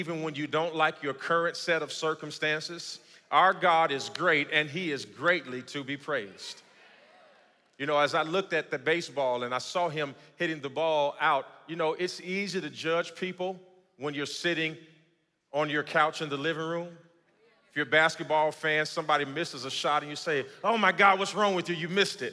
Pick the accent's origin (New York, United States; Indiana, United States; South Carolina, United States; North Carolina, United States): Indiana, United States; Gary; moved away; I grew up in Gary, Indiana